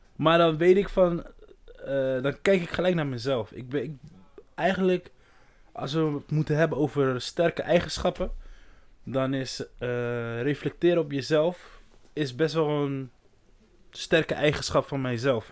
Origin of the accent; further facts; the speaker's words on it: Brazil; now in Netherlands; Ik ben echt Braziliaan. Ook al woon ik hier zo lang. Ik ben Braziliaan.